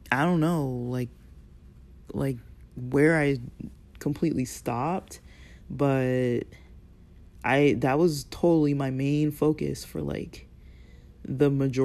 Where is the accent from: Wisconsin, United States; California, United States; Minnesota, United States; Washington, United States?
California, United States; Los Angeles; also born or lived in Torrance, California; we moved from Westchester to Torrance